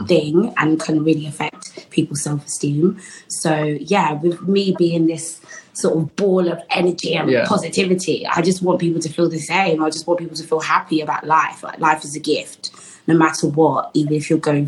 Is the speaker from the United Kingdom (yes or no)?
yes; London, United Kingdom; I'm a Londoner, so it was really good to be able to go to my uni, but in my city.